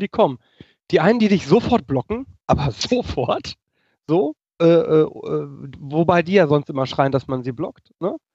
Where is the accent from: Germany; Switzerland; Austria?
Germany; kann ich als Deutscher